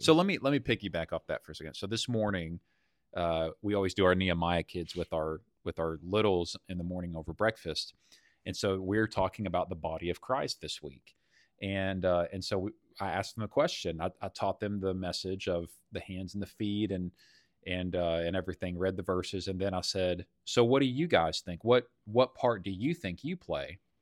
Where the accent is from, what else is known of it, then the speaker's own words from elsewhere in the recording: Texas, United States; as a Texan